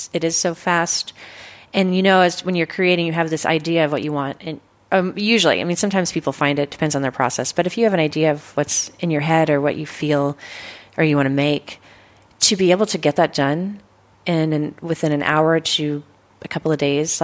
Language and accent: English; Philomath, Oregon, United States; also born or lived in Kings Valley, Oregon; I grew up, you know, in Kings Valley, which is mm-hmm. a ghost town now. But then I went to school in Philomath, Oregon